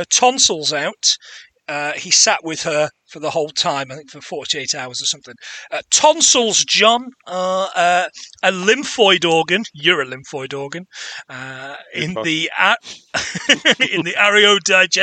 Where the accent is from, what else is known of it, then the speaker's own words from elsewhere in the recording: England, United Kingdom; I'm English